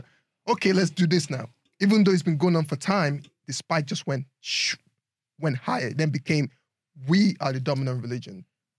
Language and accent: English; Northern Nigeria, Nigeria; growing up in Nigeria.